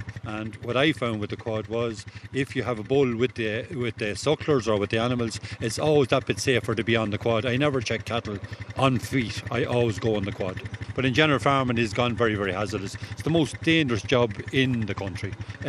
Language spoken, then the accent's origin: English; Cavan, Ulster, Ireland; I'm from Cavan.